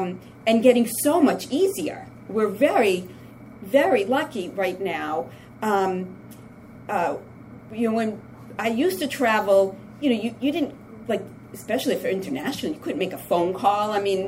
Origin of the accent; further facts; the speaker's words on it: Massachusetts, United States; the trip coming up here, I'm from Massachusetts, and, you know, coming up, I was thinking, what a joy.